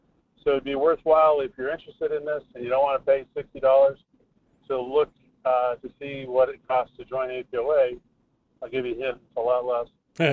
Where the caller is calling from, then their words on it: Fairbanks, Alaska, United States; Good morning, Michael. … from Fairbanks.